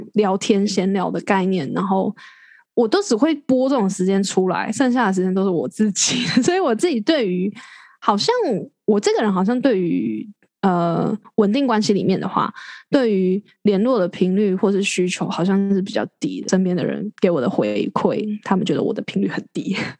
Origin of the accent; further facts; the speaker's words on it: Taiwan; 即使我留在台湾，我也，也轮，我是台湾人